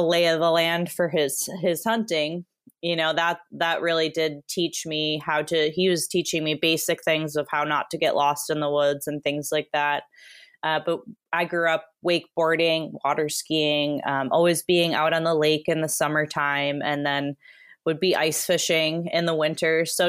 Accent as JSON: {"language": "English", "region": "Wisconsin", "country": "United States", "tie": "born or raised there", "also_born_or_lived": "Arizona", "lives_now": "Oregon, United States", "said": "So I would tell them I grew up in Wisconsin. I am not an Oregonian. Well, I consider myself one. I've been here since 2013, but grew up in Wisconsin and didn't really get into hiking till I went to college in Arizona."}